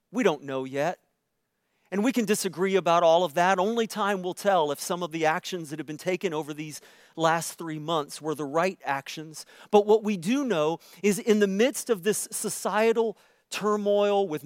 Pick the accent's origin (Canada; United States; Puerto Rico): Canada; if you are white like me, and I'm as, I'm as Canadian white as they come.